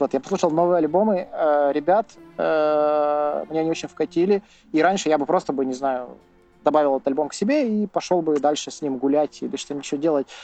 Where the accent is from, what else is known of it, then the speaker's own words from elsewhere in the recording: Verkhnyaya Pyshma, Sverdlovsk Oblast, Russia; я из Верхней Пушны